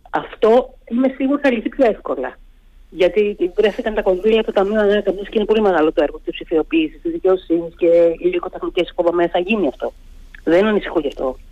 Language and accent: Greek; Greece